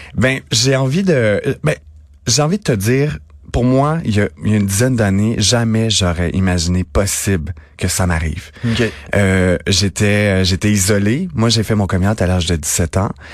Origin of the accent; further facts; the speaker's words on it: Napierville, Quebec, Canada; moi, je viens de Napierville, en Montérégie